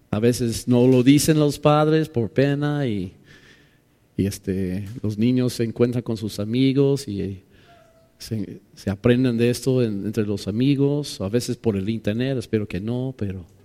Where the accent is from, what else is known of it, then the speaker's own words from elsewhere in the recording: Mexico City, Mexico; Pues perdóname, soy de DF, soy chilango, tengo 30 años ahí. Ya soy chilango, ¿no?